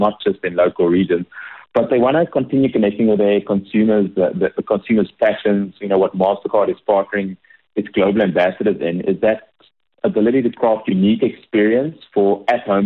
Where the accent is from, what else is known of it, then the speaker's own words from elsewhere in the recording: South Africa; being South African